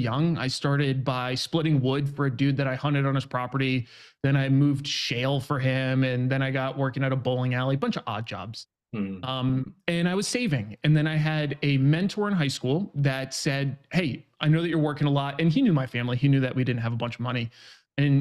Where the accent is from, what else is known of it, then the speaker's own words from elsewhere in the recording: New York, United States; now in San Diego, United States; I grew up in New York. Right now I'm 32, live out in San Diego